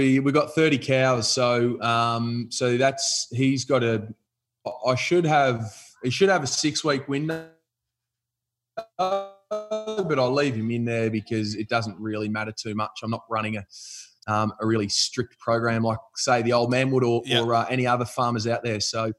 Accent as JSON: {"language": "English", "town": "Findlay", "region": "Ohio", "country": "United States", "tie": "born or raised there", "said": "I reckon when you come from the country, you get you're pretty fond of where you grew up and where I grew up, Findlay, which you've got family ties to."}